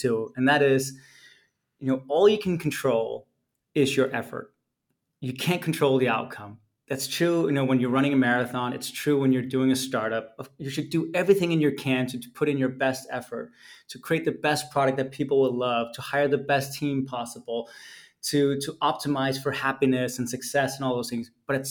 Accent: Denmark; moved away; I was born and raised in Denmark

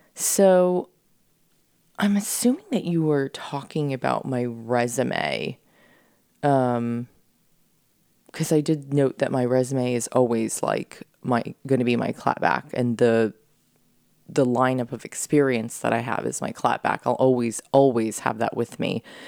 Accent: San Diego, California, United States; moved away as an adult; also born or lived in Florida / New York City; I came from San Diego

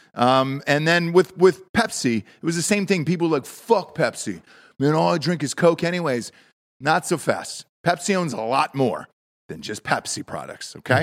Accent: the South, United States; I'm from the South

